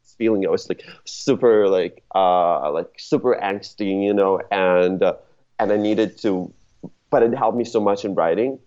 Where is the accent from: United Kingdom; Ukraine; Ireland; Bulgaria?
Ukraine; now in Los Angeles, United States; I'm not originally from around here. I'm I'm originally from uh, from Ukraine.